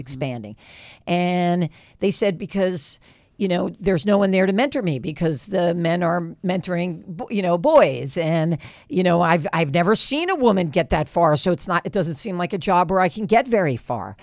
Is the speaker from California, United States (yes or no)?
yes; West Hollywood, California, United States; I'm from West Hollywood, California